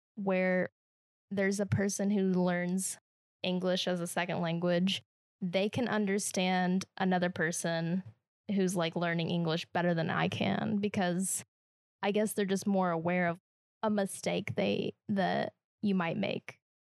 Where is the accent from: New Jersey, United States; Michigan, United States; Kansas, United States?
Kansas, United States; accent: Midwestern; moved away; I'm from Kansas, so we're not a Southern state